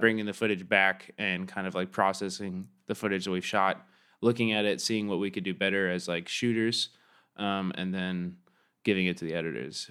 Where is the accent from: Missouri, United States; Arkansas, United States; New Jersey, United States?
Missouri, United States; Kansas City; moved away as an adult; also born or lived in Chicago; I grew up in Kansas City, Missouri